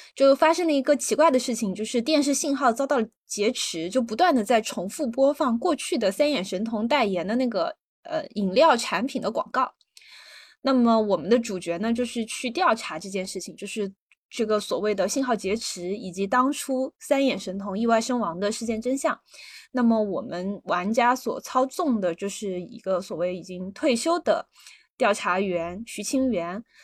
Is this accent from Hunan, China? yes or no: no; Sichuan, China; 因为就是我也是四川人嘛